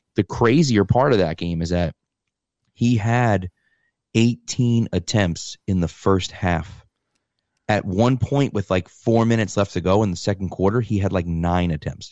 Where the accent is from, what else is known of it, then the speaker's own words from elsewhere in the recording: Massachusetts, United States; grew up in Massachusetts, um, in a small town